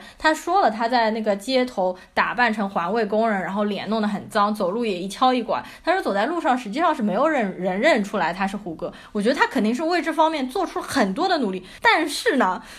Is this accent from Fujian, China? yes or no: no; Shanghai, China; 我作为上海人